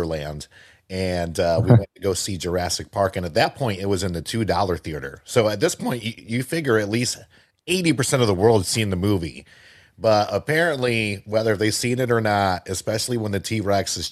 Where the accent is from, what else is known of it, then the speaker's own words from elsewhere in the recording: Puerto Rico; I'm from Puerto Rico